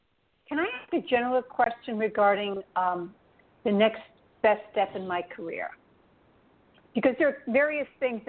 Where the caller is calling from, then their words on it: New York, United States; I'm calling from New York.